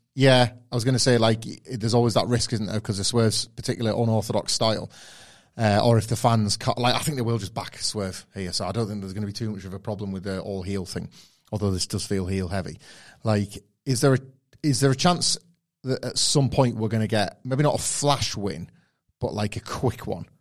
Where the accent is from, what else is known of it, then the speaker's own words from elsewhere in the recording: United Kingdom; we're Brits